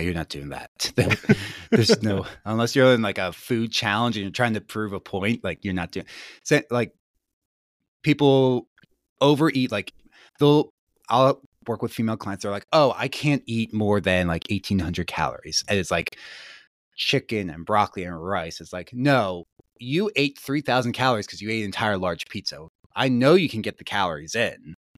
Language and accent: English; Gettysburg, Pennsylvania, United States; I grew up in Gettysburg, Pennsylvania, so pretty rural.